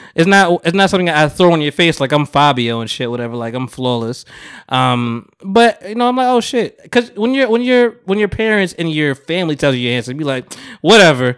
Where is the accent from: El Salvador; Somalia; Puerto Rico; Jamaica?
Jamaica; moved away; I'm Jamaican